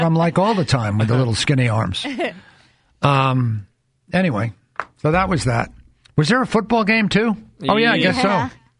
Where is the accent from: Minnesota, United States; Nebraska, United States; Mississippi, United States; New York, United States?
New York, United States; You know, and I grew up in New York, so he's like Medford and New York.